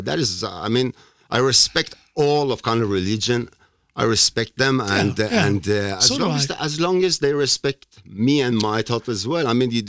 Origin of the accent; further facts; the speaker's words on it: Iran; now in Norway; I'm from Iran.